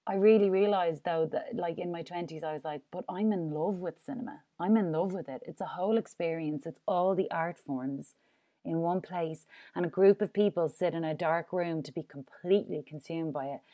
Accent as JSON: {"language": "English", "country": "Ireland", "said": "I'm Irish, like, I'm in a drink culture as well"}